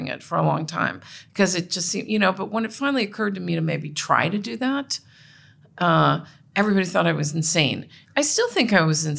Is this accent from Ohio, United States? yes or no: yes; Cincinnati, Ohio, United States; I was raised in Cincinnati in a Catholic, you know, in a Catholic Republican household